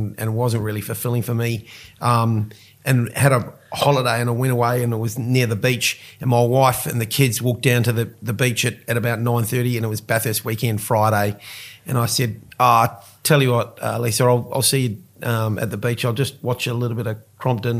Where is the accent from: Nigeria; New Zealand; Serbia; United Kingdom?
New Zealand; now in Australia; I'm a New Zealander.